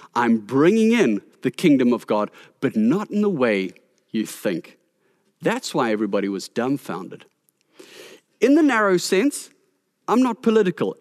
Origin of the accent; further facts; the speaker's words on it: South Africa; our responsibility as South African citizens